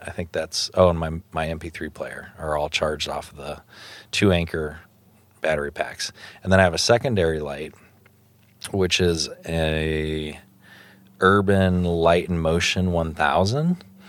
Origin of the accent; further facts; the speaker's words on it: Illinois, United States; I am from Illinois